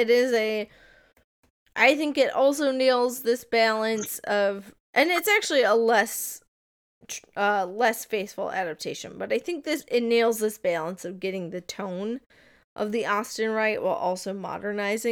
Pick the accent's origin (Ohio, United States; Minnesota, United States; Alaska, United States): Minnesota, United States; as a Minnesotan